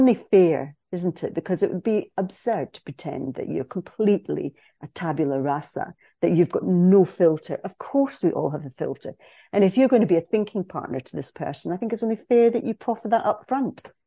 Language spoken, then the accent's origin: English; Scotland, United Kingdom; I am a Scottish cis female